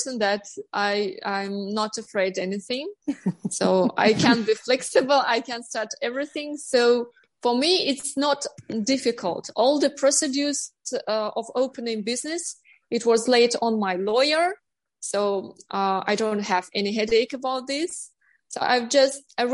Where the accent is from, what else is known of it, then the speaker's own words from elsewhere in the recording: Almaty, Kazakhstan; English is a second language; moved away as an adult; also born or lived in Astana; now in Northern Cyprus; I was born in Almaty and I lived in Astana.